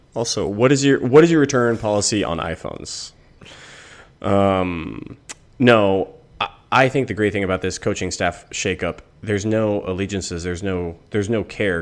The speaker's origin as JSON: {"language": "English", "country": "United States", "tie": "born or raised there", "said": "I grew up in America in which hate equals viewership"}